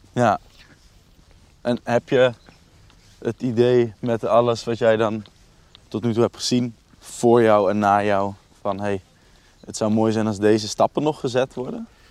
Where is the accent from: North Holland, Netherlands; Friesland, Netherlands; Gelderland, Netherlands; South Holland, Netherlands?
Gelderland, Netherlands; Nijmegen; Ook geboren en getogen in Nijmegen